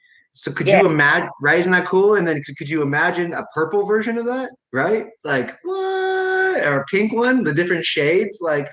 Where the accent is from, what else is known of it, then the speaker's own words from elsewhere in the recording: Indiana, United States; moved away; also born or lived in Texas / Seattle / Los Angeles; I grew up in Indiana. I lived in Texas for a little bit in Seattle, LA. I've been all over the place